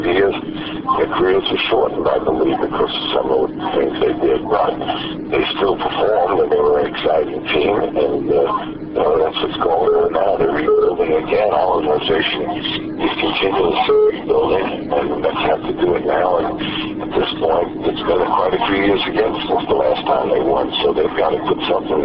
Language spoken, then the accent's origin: English; New York City, New York, United States; growing up in the Bronx